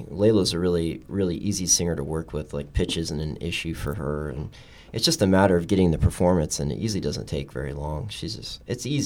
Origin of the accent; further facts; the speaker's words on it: Texas, United States; also born or lived in Boston / New York; now in Los Angeles, United States; Well, I'm originally from Texas, but I'm a military kid. I lived all over, and I I'd come from the East Coast. I went to school in Boston and spent a little time in New York